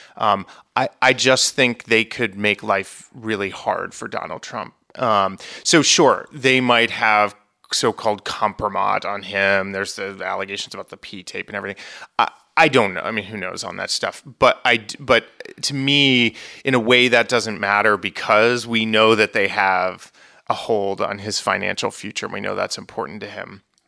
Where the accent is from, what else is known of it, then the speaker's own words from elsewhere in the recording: Vermont, United States; moved away; I am originally from Vermont